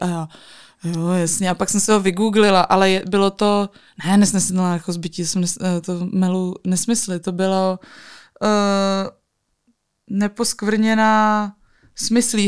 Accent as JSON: {"language": "Czech", "country": "Czechia", "said": "pocházím z Krkonoš"}